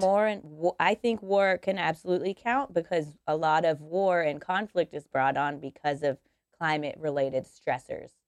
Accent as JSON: {"language": "English", "town": "Denver", "region": "Colorado", "country": "United States", "moved": "yes", "said": "I'm from Denver, Colorado, so I would like to go back to Colorado"}